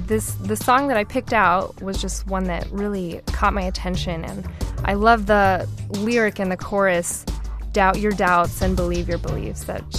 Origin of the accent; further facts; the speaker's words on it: Denver, Colorado, United States; moved away as an adult; now in Chicago, United States; I am originally from Denver, Colorado. And my family's back there now.